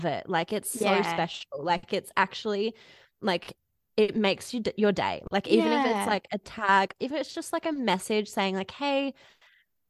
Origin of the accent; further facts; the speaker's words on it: Melbourne, Victoria, Australia; also born or lived in Bendigo; I grew up in Melbourne, but we moved to Bendigo, which is in regional Victoria.